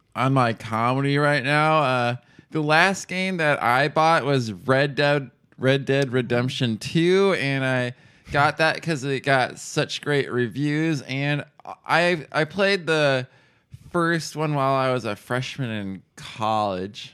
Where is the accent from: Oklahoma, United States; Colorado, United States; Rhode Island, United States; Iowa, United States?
Iowa, United States; Ames; also born or lived in Pella, Iowa; I took all my education up to the end of high school in Ames